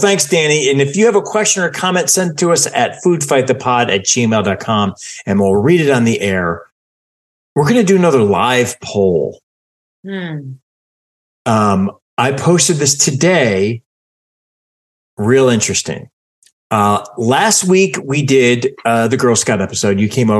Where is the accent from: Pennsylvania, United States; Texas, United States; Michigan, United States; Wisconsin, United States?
Michigan, United States; because I feel like it was everything I ate as a kid growing up in Michigan.